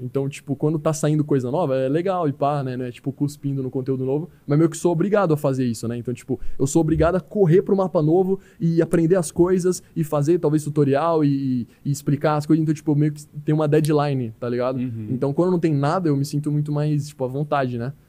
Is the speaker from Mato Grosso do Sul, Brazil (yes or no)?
yes; Campo Grande, Mato Grosso do Sul, Brazil; não sou de Cuiabá, mano. Eu sou de Campo Grande